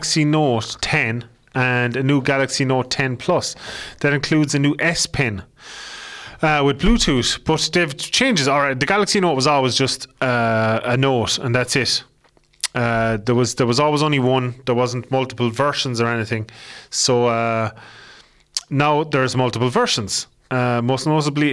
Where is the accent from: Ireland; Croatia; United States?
Ireland; accent: Irish; My dirty Irish accent